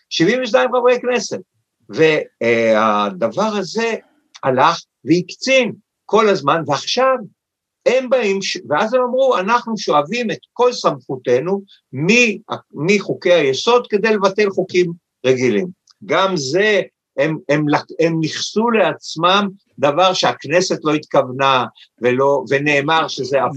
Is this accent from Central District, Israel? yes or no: no; Tel Aviv, Tel Aviv District, Israel; אני חי בתל אביב כיפו כל ימיי, נולדתי ביפו